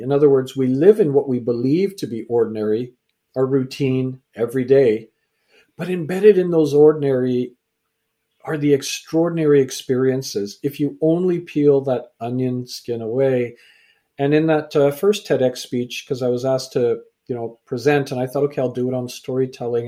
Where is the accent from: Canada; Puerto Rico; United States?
Canada; also born or lived in England; I was born in England, raised in Canada